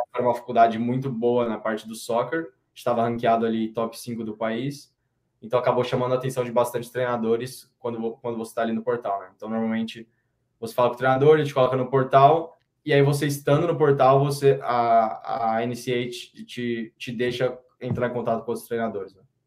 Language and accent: Portuguese; Campinas, São Paulo, Brazil; moved away as an adult; eu sou de Campinas, ali a gente está com 1 milhão e 200, 1 milhão e 300